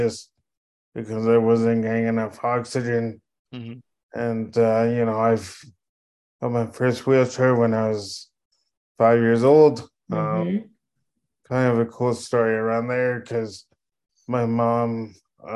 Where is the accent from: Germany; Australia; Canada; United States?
Canada; Edmonton, Alberta; I am born and raised in Edmonton